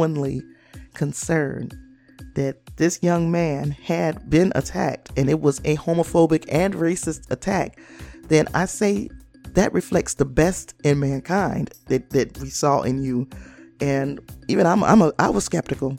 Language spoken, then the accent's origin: English; Chicago, Illinois, United States; And I'm from that area. I'm from the Chicago area